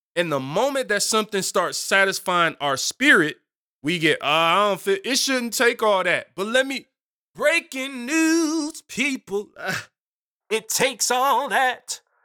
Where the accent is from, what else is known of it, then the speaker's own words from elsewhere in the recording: Detroit, Michigan, United States; moved away; I'm from Seven Mile in Detroit originally.